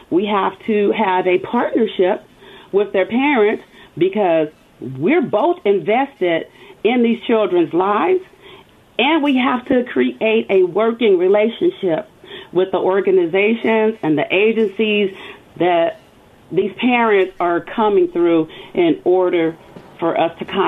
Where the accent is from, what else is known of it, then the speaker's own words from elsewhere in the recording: Louisiana, United States; also born or lived in Kentucky; now in California, United States; So I am originally from Louisiana. I am a military brat. So I have traveled to different countries, different states. And the last state before I came to California was Kentucky.